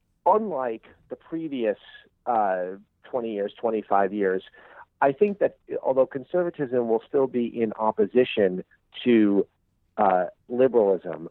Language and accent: English; New York City, New York, United States; I grew up in Brooklyn, New York, an area right along the edge of Jamaica Bay